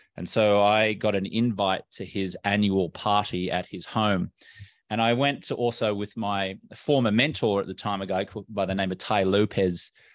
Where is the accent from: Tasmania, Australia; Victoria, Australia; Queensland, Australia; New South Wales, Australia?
Queensland, Australia; Brisbane; moved away as an adult; also born or lived in London, United Kingdom / Los Angeles, United States; Well, I'm Australian American. Grew up in Brisbane on the East Coast of Australia.